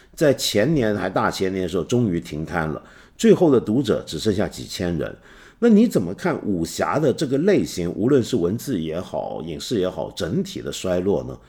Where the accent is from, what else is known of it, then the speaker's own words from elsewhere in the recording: Hong Kong; also born or lived in Taiwan; 我作为一个香港人，我小时候就总在想